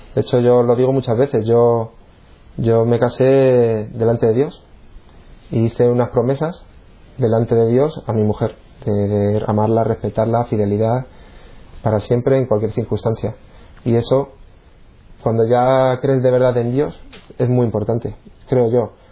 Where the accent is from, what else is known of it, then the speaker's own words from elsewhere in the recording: San Sebastián de los Reyes, Community of Madrid, Spain; moved away as an adult; now in Cantabria, Spain; Y yo nací en Madrid. Yo un pueblo que se llama San Sebastián de los Reyes, es donde he vivido prácticamente hasta que me vine a vivir aquí a Cantabria. Y vamos, hasta los 26 años yo viví en Madrid.